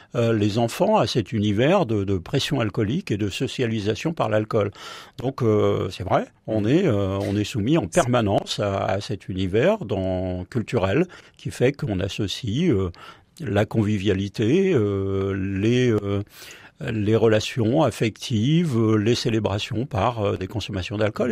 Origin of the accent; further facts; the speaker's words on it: Paris, Île-de-France, France; moi je, je suis parisien